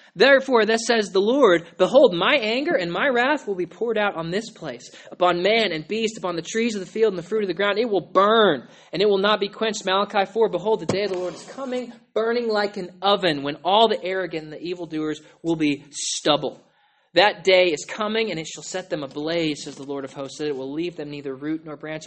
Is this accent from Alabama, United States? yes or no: no; Oklahoma, United States; I'm from Oklahoma